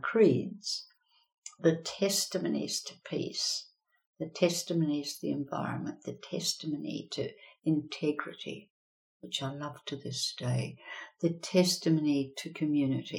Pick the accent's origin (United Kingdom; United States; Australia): Australia; Western Australia; I grew up in Western Australia, the sun on my back